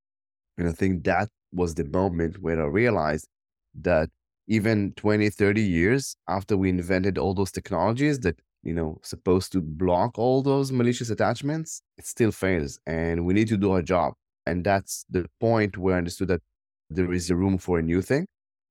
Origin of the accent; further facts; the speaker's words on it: Tel Aviv District, Israel; English is a second language; Yeah, I born in Israel. I grew up around the Tel Aviv area. I spent most of my life here.